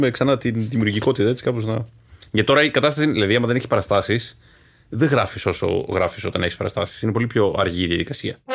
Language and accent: Greek; Athens, Attica, Greece; γιατί είμαι και εγώ από τα Ελίσια, οπότε.